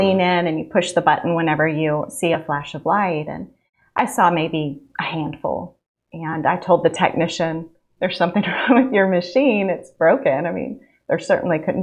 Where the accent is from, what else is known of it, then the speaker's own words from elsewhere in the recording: Central Valley, California, United States; moved away as an adult; now in Alabama, United States; Originally from California, I grew up in the Central Valley, a really small town